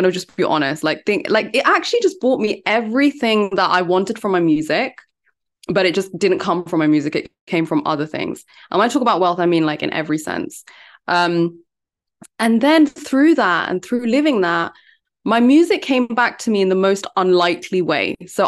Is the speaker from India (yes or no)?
yes; India; because I'm Indian. I come from a very academic family and no one has done any music or anything like that.